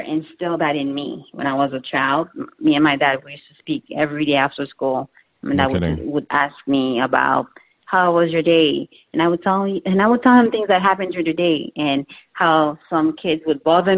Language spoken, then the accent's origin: English; Haiti; I'm from Haiti